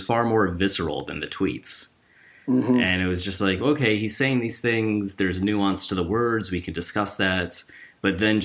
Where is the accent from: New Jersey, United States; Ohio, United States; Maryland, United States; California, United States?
Ohio, United States; Cleveland; moved away; also born or lived in Australia; I'm originally from Cleveland